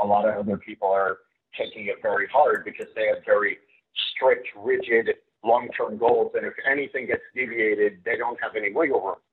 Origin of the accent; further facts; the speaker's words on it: Fort Lauderdale, Florida, United States; I grew up in Fort Lauderdale